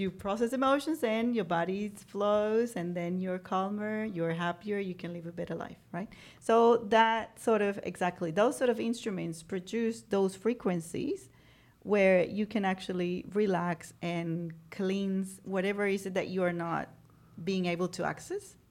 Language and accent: English; Venezuela; grew up in Venezuela